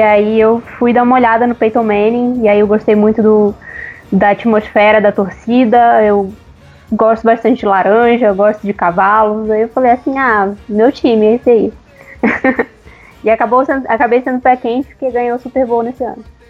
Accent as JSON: {"language": "Portuguese", "town": "Belém", "region": "Pará", "country": "Brazil", "also_born_or_lived": "São Paulo", "moved": "yes", "lives_now": "Uberlândia, Brazil", "said": "eu sou paraense, nasci em Belém, mas eu moro em Uberlândia no momento, tô, tô entre Uberlândia e São Paulo"}